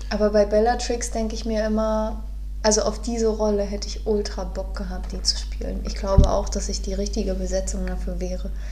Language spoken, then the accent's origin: German; Neubrandenburg, Mecklenburg-Vorpommern, Germany; moved away; In meiner Heimatstadt, äh, ich komme aus Neubrandenburg